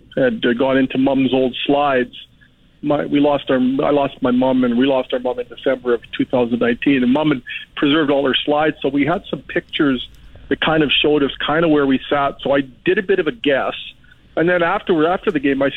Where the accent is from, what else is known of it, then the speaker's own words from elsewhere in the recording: Canada; as a Canadian